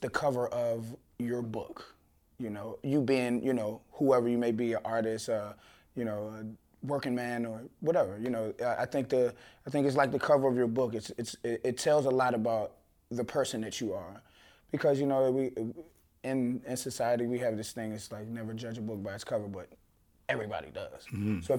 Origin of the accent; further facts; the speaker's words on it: Washington, District of Columbia, United States; now in Chicago, United States; I'm originally from Washington, D.C., and I moved to Chicago to pursue my music and fashion career.